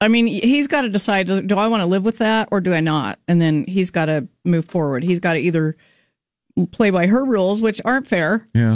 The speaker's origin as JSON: {"language": "English", "region": "Idaho", "country": "United States", "tie": "born or raised there", "said": "I grew up in Idaho."}